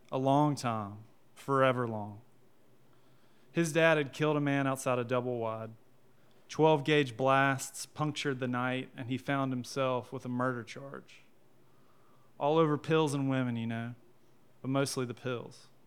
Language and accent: English; Sophia, North Carolina, United States; Hey, y'all. Um … Uh, I am from Sophia, North Carolina, and I'm an English teacher, and I write crime fiction.